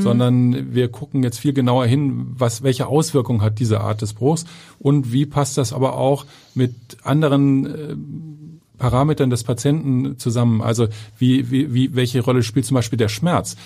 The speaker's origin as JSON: {"language": "German", "town": "Kiel", "region": "Schleswig-Holstein", "country": "Germany", "tie": "born or raised there", "also_born_or_lived": "southern Germany", "moved": "as an adult", "lives_now": "Hamburg, Germany", "said": "ich bin gebürtiger Kieler"}